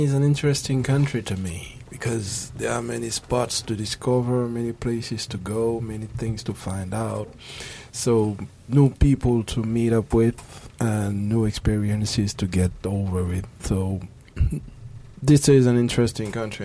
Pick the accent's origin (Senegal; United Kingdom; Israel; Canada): Senegal; moved away as an adult; now in Japan; I come from Senegal, and uh, I'm studying at KIC, Kobe Institute of Computing